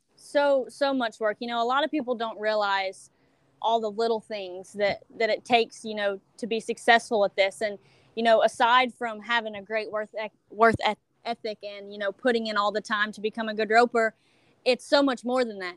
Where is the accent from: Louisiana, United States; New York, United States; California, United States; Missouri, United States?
Louisiana, United States; Iowa; i'm from iowa louisiana town um, right south of lake charles